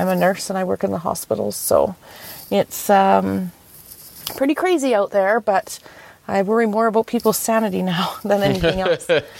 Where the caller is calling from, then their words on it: British Columbia, Canada; I'm calling from British Columbia, Canada.